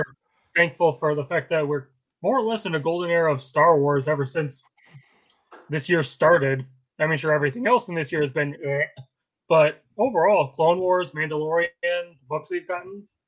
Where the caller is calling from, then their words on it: Hartford, Connecticut, United States; Hartford, Connecticut.